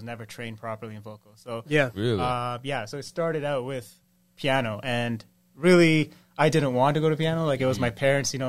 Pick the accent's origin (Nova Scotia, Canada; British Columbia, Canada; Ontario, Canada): Ontario, Canada; Scarborough; now in Ajax, Canada; Right now, Ajax, but I grew up in Scarborough.